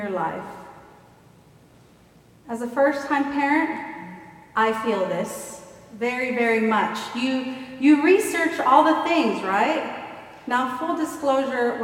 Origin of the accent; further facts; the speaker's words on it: Houston, Texas, United States; I grew up in Gulfton